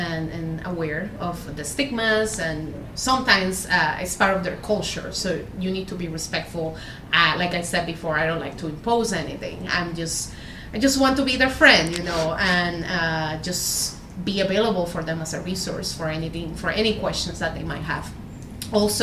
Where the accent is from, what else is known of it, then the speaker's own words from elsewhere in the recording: Puerto Rico; moved away as an adult; also born or lived in Granada, Spain; now in Rochester, United States; I'm originally from Puerto Rico. I did my undergrad there.